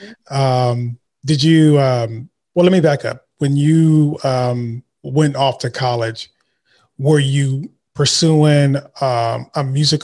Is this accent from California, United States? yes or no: yes; Vallejo, California, United States; I'm actually from the Bay Area too. I'm from Vallejo.